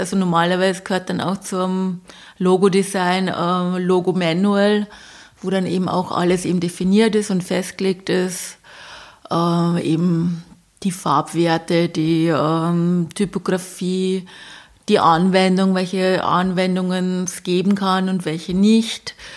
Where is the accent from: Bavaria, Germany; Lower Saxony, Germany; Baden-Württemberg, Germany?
Bavaria, Germany; ich komme aus Bayern